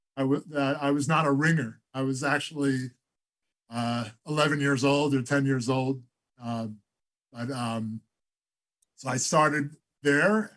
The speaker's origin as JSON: {"language": "English", "town": "Great Neck", "region": "New York", "country": "United States", "tie": "born or raised there", "said": "I started our uh, baseball team out in Great Neck, where uh, we had moved to when I was about eight years old."}